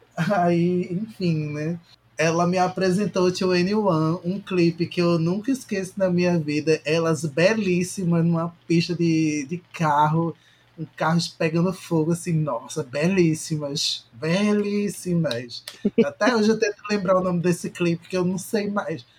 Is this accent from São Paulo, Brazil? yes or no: no; Recife, Pernambuco, Brazil; do meu local, do meu país de Recife